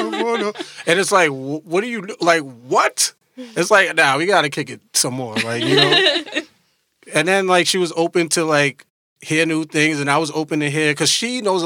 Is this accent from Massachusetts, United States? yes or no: no; New York City, New York, United States; I'm from Brooklyn, New York. I grew up in Brooklyn, New York, but I come from a Guyanese background